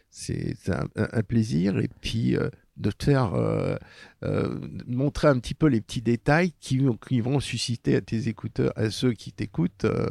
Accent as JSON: {"language": "French", "town": "Paris", "region": "Île-de-France", "country": "France", "tie": "born or raised there", "said": "quand j'étais môme, euh, j'étais dans le milieu populaire, j'ai vécu Paris-Centre, côté de Belleville"}